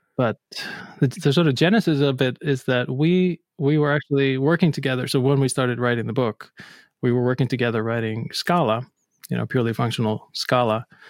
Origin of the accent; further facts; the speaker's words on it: Akureyri, Northeastern Region, Iceland; moved away as an adult; also born or lived in Reykjavik, Iceland; now in Boston, United States; I'm originally from Akureyri, Iceland